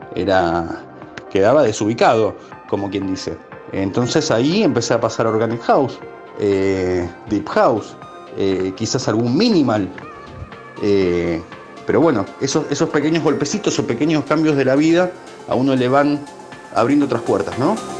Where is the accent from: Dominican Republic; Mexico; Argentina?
Argentina; also born or lived in Ecuador; Nací allá y vivo acá desde los tres meses de edad, o sea, me considero argentino